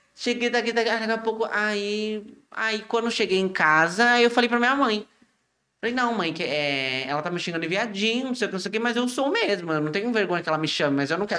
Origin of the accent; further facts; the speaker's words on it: Iguape, São Paulo, Brazil; sou de Iguape